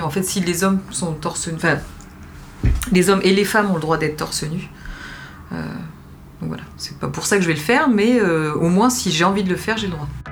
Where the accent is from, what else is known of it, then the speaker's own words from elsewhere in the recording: France; also born or lived in Algeria (family origin); now in New York, United States; on est français